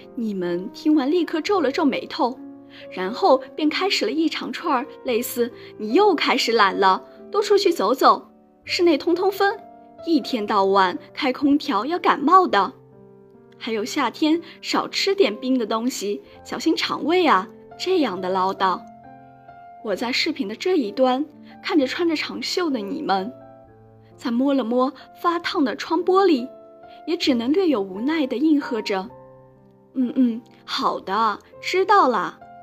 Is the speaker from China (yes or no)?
yes; Kunming, Yunnan, China; moved away as an adult; now in Nanjing, China; 来自昆明。我在南京大学 距离我的家乡两千七百公里